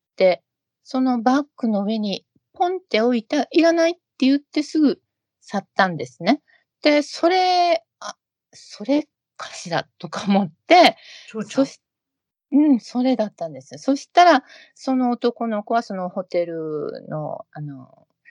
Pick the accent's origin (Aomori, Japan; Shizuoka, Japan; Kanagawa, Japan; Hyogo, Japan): Hyogo, Japan; Ashiya; moved away; 兵庫県の芦屋市っていうとこです。神戸と大阪の間です。